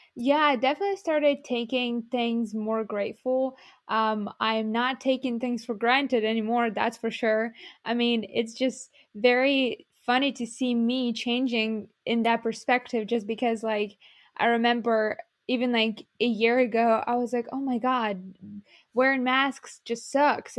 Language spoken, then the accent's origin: English; Ukraine; moved away as an adult; Ukrainian, like, dance club where I, you know, grew up